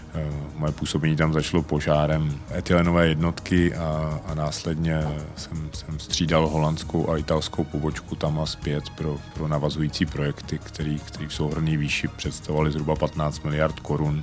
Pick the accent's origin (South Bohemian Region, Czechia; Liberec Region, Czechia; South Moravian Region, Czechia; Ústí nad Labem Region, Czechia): Ústí nad Labem Region, Czechia; Most; also born or lived in Prague; Jsem ro- rodilý Mostečan a víceméně tady celý život žiju s nějakou krátkou pauzou na, na školu v Praze